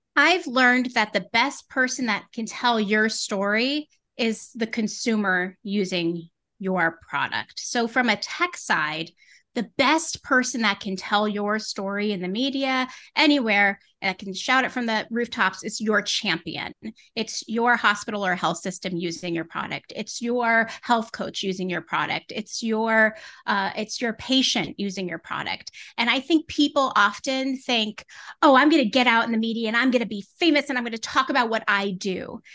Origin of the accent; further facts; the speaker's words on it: Connecticut, United States; now in Winchester, Massachusetts, United States; I grew up in New England in Connecticut